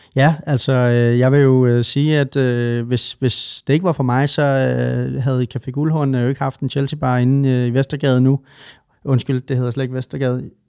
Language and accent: Danish; Svendborg, Southern Denmark, Denmark; also born or lived in Nørrebro, Copenhagen; now in Copenhagen, Denmark; I Svendborg, hvor jeg kommer fra